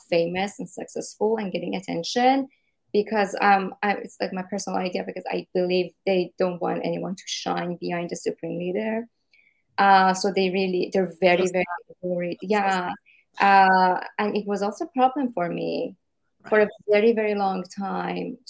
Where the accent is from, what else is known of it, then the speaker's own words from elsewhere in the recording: Shiraz, Fars, Iran; moved away as an adult; now in United States; In my city, I'm from Shiraz, so it's not the capital city